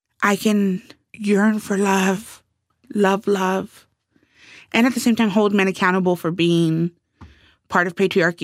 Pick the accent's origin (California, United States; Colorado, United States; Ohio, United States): California, United States; Los Angeles; in L.A., I'm what, like a hometown celebrity